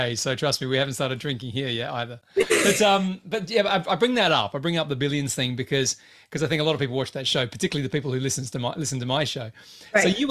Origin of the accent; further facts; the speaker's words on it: Australia; moved away; I'm Australian